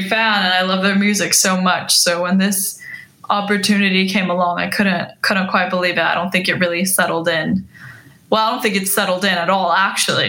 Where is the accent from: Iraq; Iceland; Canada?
Iceland; now in Los Angeles, United States; I was born and raised in Iceland.